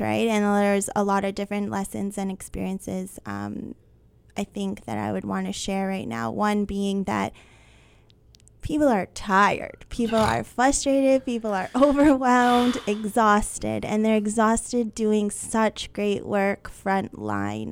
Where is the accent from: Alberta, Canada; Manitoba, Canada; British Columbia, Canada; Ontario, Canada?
Manitoba, Canada; Winnipeg; I was born and raised in Winnipeg.